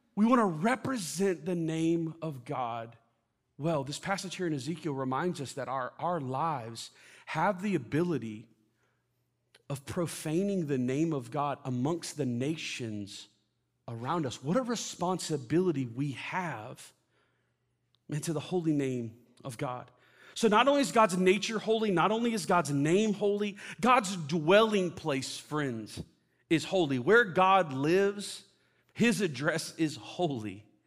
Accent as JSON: {"language": "English", "region": "Florida", "country": "United States", "tie": "born or raised there", "moved": "yes", "said": "I grew up in Florida"}